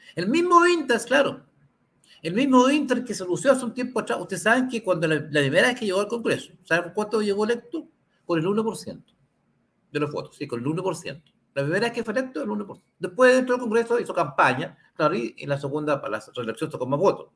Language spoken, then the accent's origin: Spanish; Santiago, Santiago Metropolitan Region, Chile; Somos vecinos de Santiago